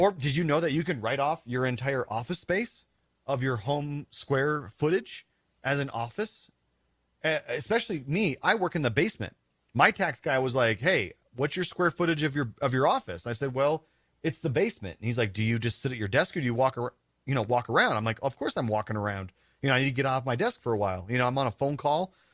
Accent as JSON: {"language": "English", "region": "South Dakota", "country": "United States", "tie": "born or raised there", "also_born_or_lived": "Denver, Colorado", "moved": "yes", "said": "that's my home state"}